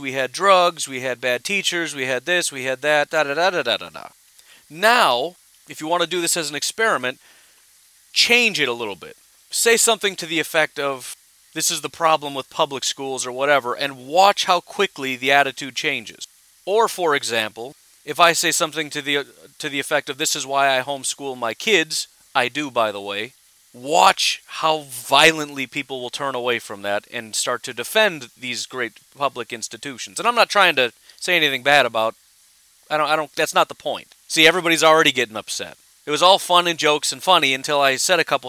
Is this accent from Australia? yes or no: no; Illinois, United States; I grew up in Illinois. The school district I went to was called U46